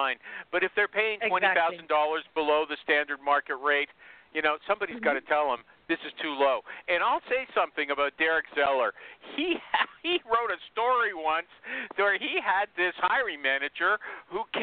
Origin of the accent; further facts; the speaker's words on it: Canada; I'm a Canadian